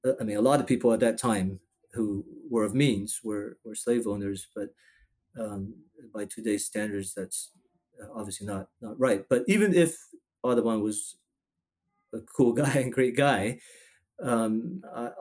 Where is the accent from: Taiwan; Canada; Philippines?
Taiwan; now in Houston, United States; I was born in Taiwan.